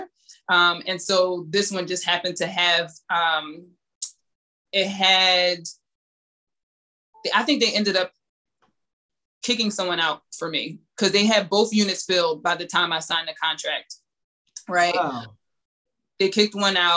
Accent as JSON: {"language": "English", "town": "Philadelphia", "region": "Pennsylvania", "country": "United States", "moved": "yes", "lives_now": "Los Angeles, United States", "said": "I'm from Philly."}